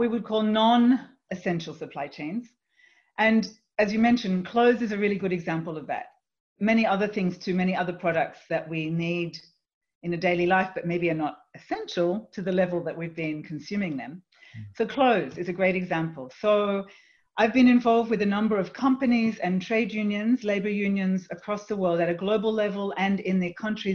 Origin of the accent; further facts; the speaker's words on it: Australia; moved away; also born or lived in Europe; I'm from Australia, and I hear family and friends and colleagues in Australia speaking in very different ways